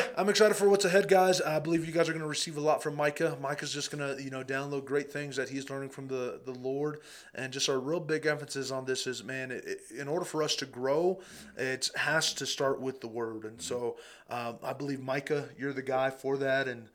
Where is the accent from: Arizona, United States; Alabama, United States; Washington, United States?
Arizona, United States; Eloy; I'm a little boy from Eloy, Arizona